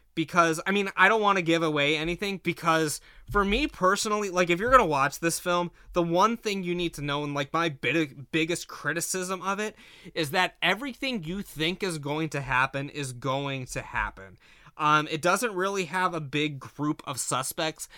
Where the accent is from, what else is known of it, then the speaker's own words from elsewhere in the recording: Ashtabula, Ohio, United States; growing up in Ashtabula